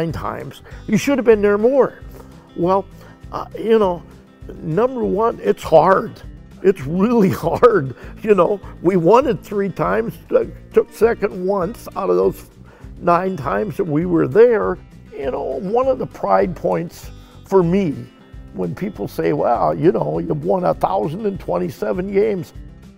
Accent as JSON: {"language": "English", "town": "Galena", "region": "Illinois", "country": "United States", "tie": "born or raised there", "moved": "as an adult", "lives_now": "Cuba City, United States", "said": "I left Galena, Illinois, which was my hometown"}